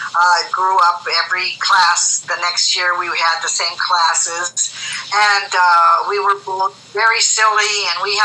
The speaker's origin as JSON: {"language": "English", "town": "Inglewood", "region": "California", "country": "United States", "tie": "born or raised there", "said": "I was born in Inglewood, California"}